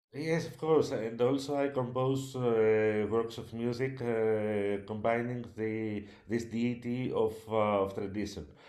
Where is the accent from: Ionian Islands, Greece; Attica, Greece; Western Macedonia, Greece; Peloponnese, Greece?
Ionian Islands, Greece; Corfu; In my hometown